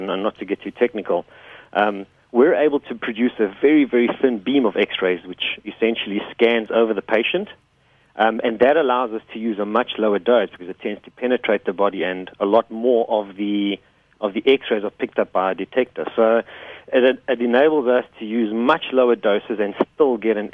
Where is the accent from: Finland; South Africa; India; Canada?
South Africa; we're South African